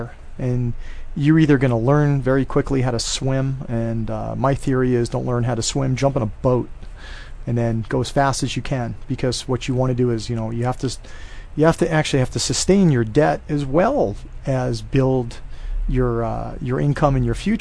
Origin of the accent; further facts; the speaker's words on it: Hawaii, United States; moved away as an adult; I was raised in Hawaii. I had a lot of personal friends, and I also had a lot of contacts and people that I grew up with here.